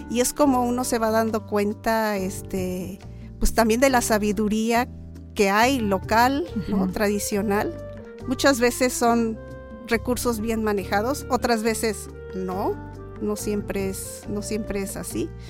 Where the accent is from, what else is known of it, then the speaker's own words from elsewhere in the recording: Xalapa, Veracruz, Mexico; born there; Yo nací aquí en Jalapa.